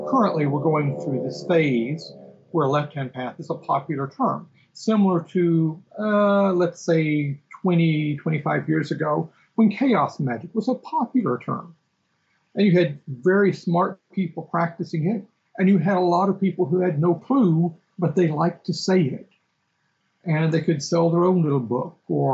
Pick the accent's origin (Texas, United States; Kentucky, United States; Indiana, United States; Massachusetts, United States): Texas, United States; I grew up in Texas